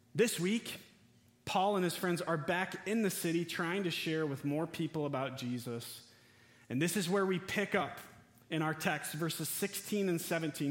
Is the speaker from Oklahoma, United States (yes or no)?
no; West Michigan, United States; we're from West Michigan